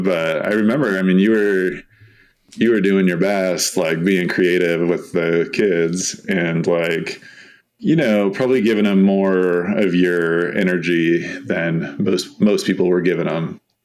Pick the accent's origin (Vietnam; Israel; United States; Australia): United States; San Diego, California; also born or lived in Bay Area; now in Utah, United States; I grew up in San Diego, so um, I've been a coast person all my life